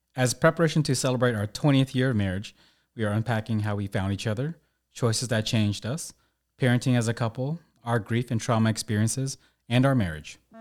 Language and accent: English; United States; I was born in America, which afforded me uh, citizenship in a country